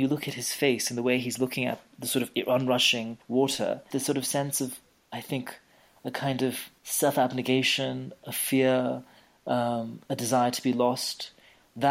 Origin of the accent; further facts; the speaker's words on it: India; I'm Indian